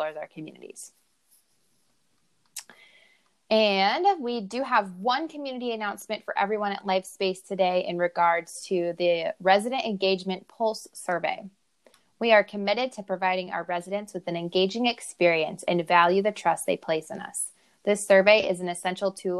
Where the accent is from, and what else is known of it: Iowa, United States